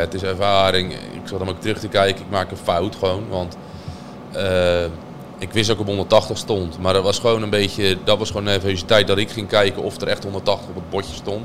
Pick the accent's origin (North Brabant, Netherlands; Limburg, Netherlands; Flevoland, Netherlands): Flevoland, Netherlands; Urk; ik kom eigenlijk van Urk